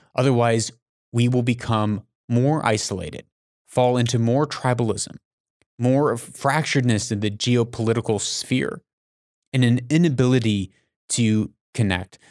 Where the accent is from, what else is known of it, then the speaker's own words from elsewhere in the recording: United States; I'm an American